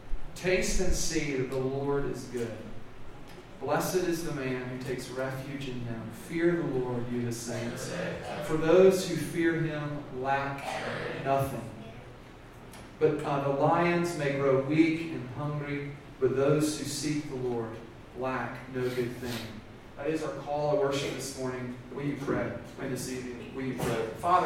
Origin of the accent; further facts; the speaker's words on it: the South, United States; I'm from the South